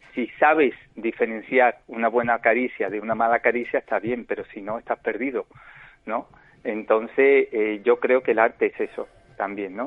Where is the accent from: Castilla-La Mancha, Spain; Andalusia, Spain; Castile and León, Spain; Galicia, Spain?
Andalusia, Spain; Málaga; yo soy malagueño. O pues, sea, malagueño de nacimiento, de, un barrio típico, típico, que es el barrio casi como Triana en Sevilla, pero aquí es la Trinidad mm. de Málaga. Y nada, pues ahí me crié